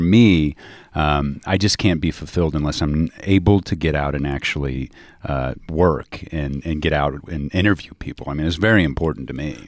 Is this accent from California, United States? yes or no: no; Dallas, Texas, United States; moved away; also born or lived in Missouri; I grew up in Dallas